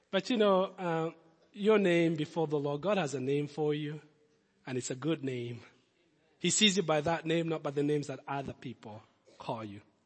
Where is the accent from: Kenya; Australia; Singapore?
Kenya; moved away; also born or lived in Lincoln; Kid from Kenya